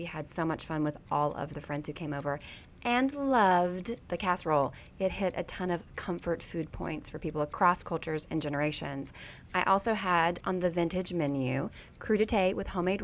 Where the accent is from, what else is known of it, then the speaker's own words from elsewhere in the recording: Baxley, Georgia, United States; moved away; my hometown of Baxley, Georgia